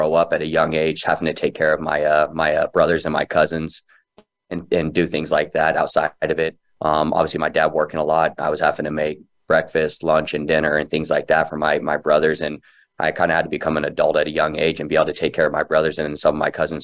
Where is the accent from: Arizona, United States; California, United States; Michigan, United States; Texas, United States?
Arizona, United States; Phoenix; Born and raised in Phoenix